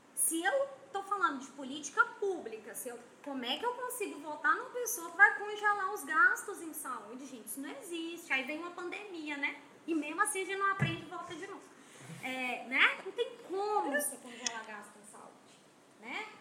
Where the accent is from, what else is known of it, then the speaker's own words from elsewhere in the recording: interior of Minas Gerais, Brazil; now in Manaus, Brazil; eu sou do interior de Minas